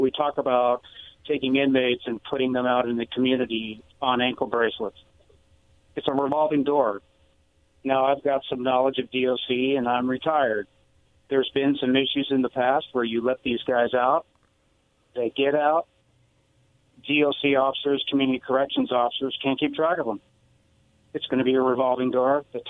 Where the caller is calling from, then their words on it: Walla Walla, Washington, United States; Yeah, this is … from Walla Walla.